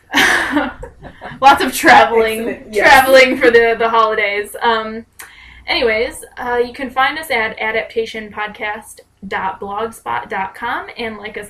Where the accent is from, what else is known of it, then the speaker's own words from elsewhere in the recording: United States; moved away; I'm American